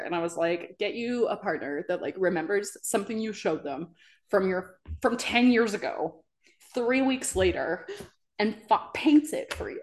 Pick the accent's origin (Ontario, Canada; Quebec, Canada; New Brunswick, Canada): New Brunswick, Canada; moved away; I'm from New Brunswick, and that's where I went to college and school and everything